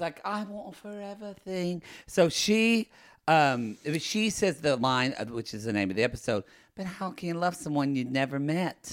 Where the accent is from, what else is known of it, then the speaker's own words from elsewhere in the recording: Oklahoma, United States; I'm from Oklahoma.